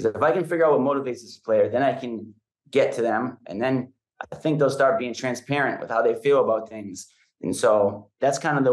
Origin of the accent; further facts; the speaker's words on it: New Hampshire, United States; moved away; It's the community where I grew up. It's every day growing up in New Hampshire